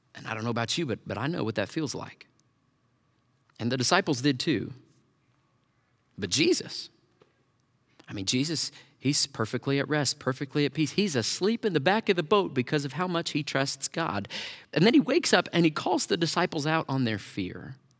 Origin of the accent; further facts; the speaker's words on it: Tornado Alley, United States; I grew up in Tornado Alley